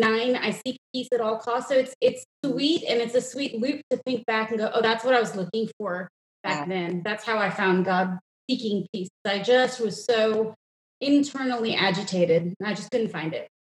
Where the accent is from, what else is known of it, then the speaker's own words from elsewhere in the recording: New York, United States; moved away as an adult; also born or lived in India; now in Texas, United States; I grew up in New York, which sounds super fun to say, but it's a suburb.